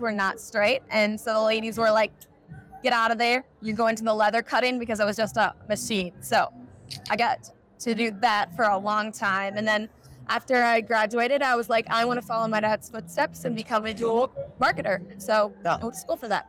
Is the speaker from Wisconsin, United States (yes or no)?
yes; Ettrick, Wisconsin, United States; I'm from Ettrick, Wisconsin, which is a very small town.